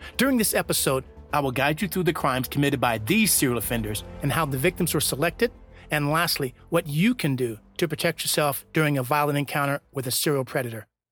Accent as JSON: {"language": "English", "town": "Reno", "region": "Nevada", "country": "United States", "tie": "born or raised there", "said": "my hometown of Reno, Nevada"}